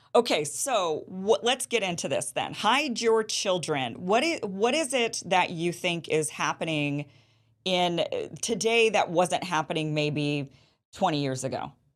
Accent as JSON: {"language": "English", "region": "Idaho", "country": "United States", "tie": "born or raised there", "said": "when I was a kid growing up in Idaho"}